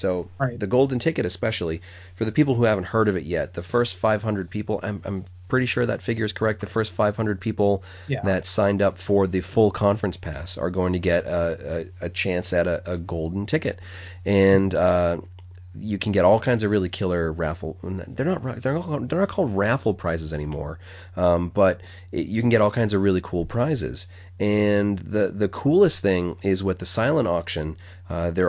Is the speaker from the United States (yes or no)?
yes; New England, United States; I pronounce it funny because I'm from New England and I pronounce it like it's spelled R-U-M